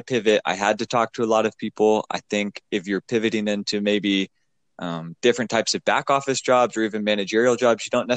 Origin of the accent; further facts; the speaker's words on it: Pacific Northwest, United States; moved away as an adult; I'm from the Pacific Northwest